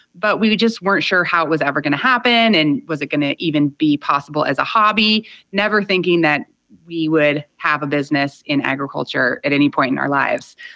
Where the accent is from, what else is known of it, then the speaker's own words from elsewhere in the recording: California, United States; my husband and I both come from strong agricultural roots in California that go back six or seven generations